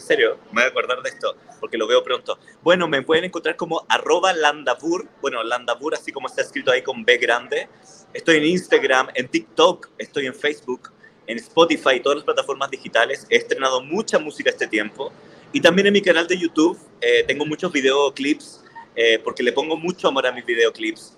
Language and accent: Spanish; Chile; moved away as an adult; now in Mexico City, Mexico; Soy un artista chileno que vive en Ciudad de México particularmente hace cinco años ya